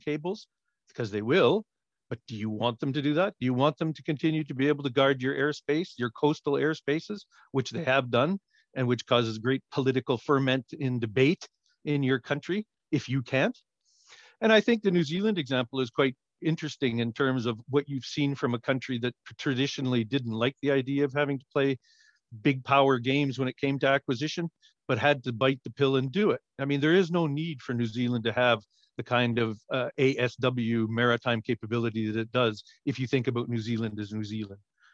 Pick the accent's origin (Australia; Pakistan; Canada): Canada; as a Canadian